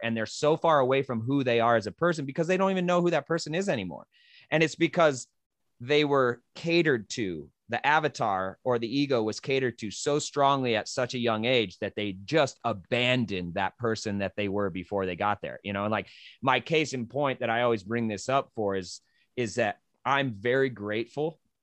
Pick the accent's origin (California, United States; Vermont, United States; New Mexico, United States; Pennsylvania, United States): New Mexico, United States; moved away as an adult; also born or lived in Western New York / Colorado; I came from New Mexico